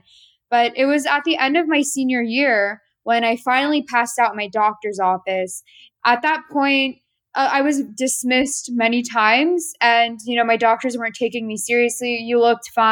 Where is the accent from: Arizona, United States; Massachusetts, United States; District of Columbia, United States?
District of Columbia, United States; Washington; I'm from the Washington, D.C. area, born and raised, but ethnically Armenian